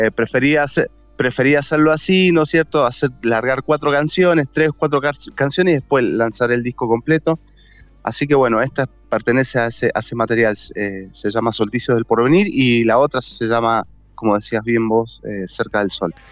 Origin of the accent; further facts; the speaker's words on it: Mendoza, Argentina; soy de Mendoza